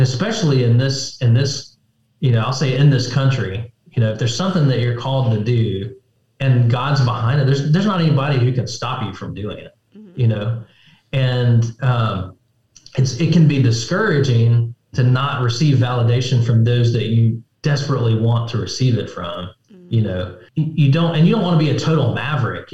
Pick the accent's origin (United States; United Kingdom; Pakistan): United States; But as Americans, as American right. Christians, we are.